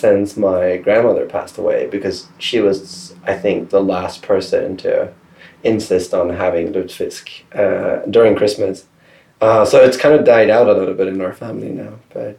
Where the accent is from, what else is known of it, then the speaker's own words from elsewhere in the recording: Stockholm, Stockholm County, Sweden; English is a second language; It's always nice to be able to say I'm from Stockholm because most Americans only know that one place.